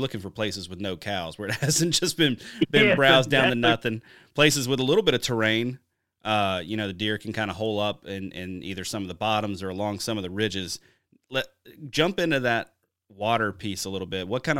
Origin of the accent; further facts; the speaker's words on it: Wisconsin, United States; I'll take my home state of Wisconsin, for instance.